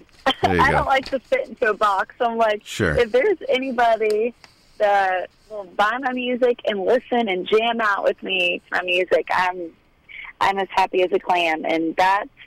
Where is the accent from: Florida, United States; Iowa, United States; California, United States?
Florida, United States; Dunedin; I grew up a little bit outside of Tampa, a little place called Dunedin, Florida.